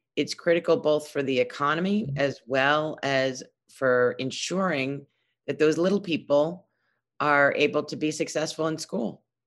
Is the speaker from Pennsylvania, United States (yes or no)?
no; New York City, New York, United States; I grew up in Brooklyn. Uh, I've lived here all my life